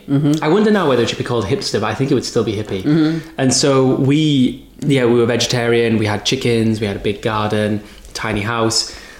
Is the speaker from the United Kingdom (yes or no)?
yes; Whitby, Yorkshire and the Humber, United Kingdom; Yeah, North East Yorkshire.